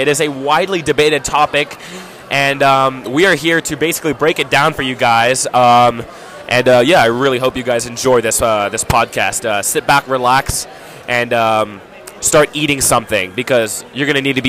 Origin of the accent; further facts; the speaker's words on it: South Africa; now in United States; I grew up in South Africa.